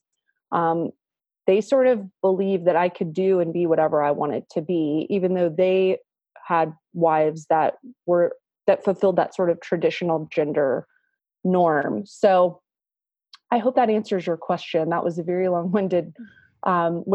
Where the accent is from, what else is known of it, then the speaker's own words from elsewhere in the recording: Marietta, Georgia, United States; also born or lived in Atlanta, Georgia; I was born in Atlanta, and my dad is from Atlanta. My mom is from Florida, but she went to nursing school in Atlanta, and that's where they met. And we moved to the suburbs of Atlanta, which is Marietta is a suburb of Atlanta. When I was a young kid, I started kindergarten in Marietta and went from kindergarten all the way through 12th grade in the same school system